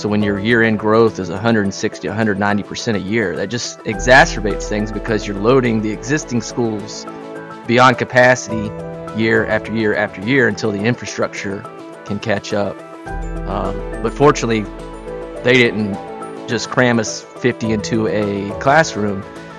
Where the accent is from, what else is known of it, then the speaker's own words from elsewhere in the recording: McDonough, Georgia, United States; I grew up in McDonough, Georgia in the late 90s, early 2000s, which was, depending on the metric used, either the fastest-growing city in America at the time or at least in the top five.